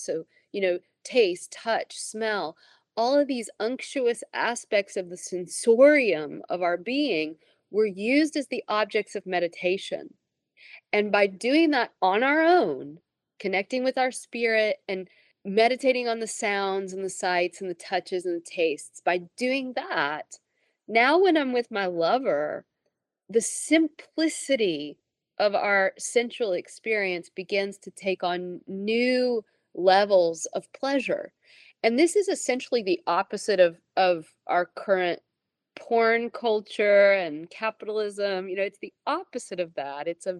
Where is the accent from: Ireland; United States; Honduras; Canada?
United States; Tennessee; I realized that I'm from Tennessee, right?